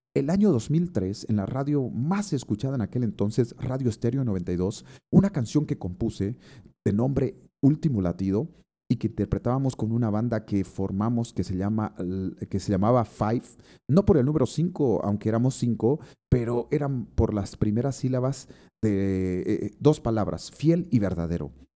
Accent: Santa Cruz de la Sierra, Santa Cruz, Bolivia; Santa Cruz, mi tierra amada

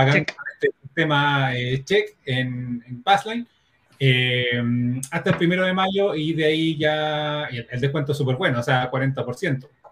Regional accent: Chile; aquí en Chile

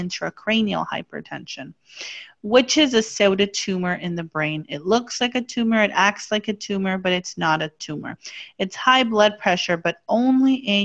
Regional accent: Mexico; I was born and raised in Mexico.

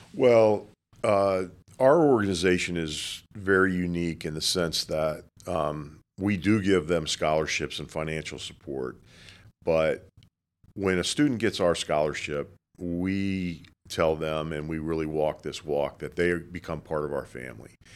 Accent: Boca Raton, Florida, United States; I grew up in Boca Raton, been living here since nineteen fifty-eight.

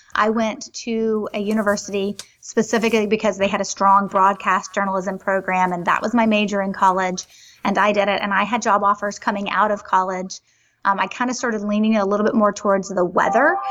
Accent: Greenville, South Carolina, United States; I was born in Greenville, South Carolina

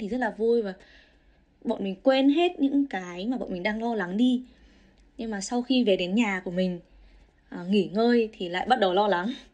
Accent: Vietnam; moved away as an adult; now in Australia; mình là người Việt thứ hai thứ ba ở đây nhận được offer

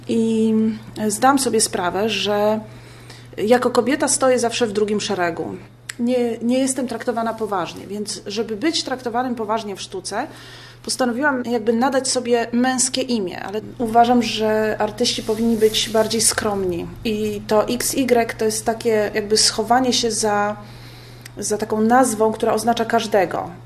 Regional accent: Poland; ja jestem z Polski

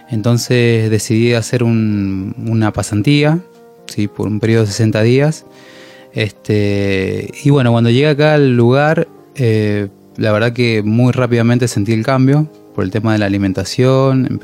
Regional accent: Mendoza, Argentina

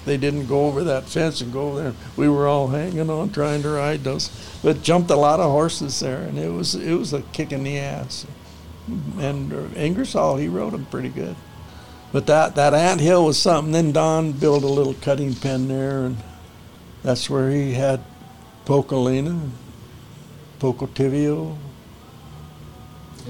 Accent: Jacksonville, Oregon, United States; moved away; So we were raised in Jacksonville

